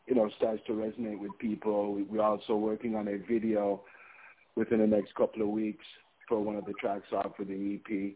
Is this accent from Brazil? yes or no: no; Mandeville, Manchester Parish, Jamaica; also born or lived in Toronto, Canada; I'm from Mandeville, Manchester